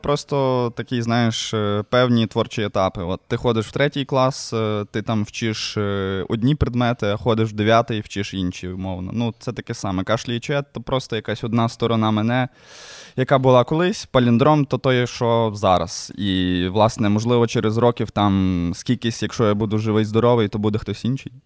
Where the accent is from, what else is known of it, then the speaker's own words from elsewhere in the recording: Lviv, Lviv Oblast, Ukraine; мій район мільйон е, патона е, тільки будувався. Ну, е, Звісно, естетика, ця вся совєтська, оці спальники, воно таке трошки не дуже милує око, але все одно це дуже цікаво дивитись, коли створюється твій дім, де ти виріс.